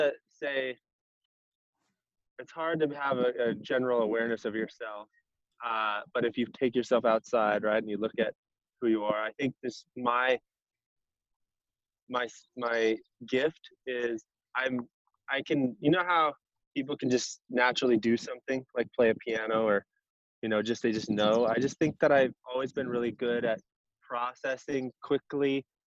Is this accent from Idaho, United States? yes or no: yes; Coeur d'Alene, Idaho, United States; also born or lived in Seattle, Washington / Spokane, Washington / Rathdrum, Idaho; I grew up in I was born in northern Idaho, Coeur d'Alene. I moved around a little bit around the Pacific Northwest as I grew up. I moved to Seattle, Spokane, back to Coeur d'Alene. I graduated high school in Rathdrum, Idaho.